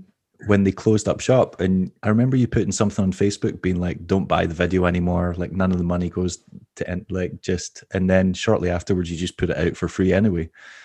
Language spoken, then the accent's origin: English; Scotland, United Kingdom; now in Glasgow, United Kingdom; Like maybe 45 minutes outside Glasgow. So like half an hour on the train, but yeah, lived in Glasgow for over a decade now.